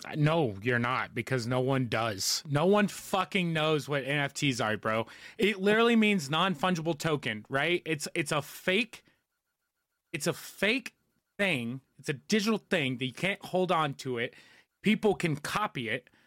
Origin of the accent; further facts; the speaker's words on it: United States; as an American, and especially a millennial one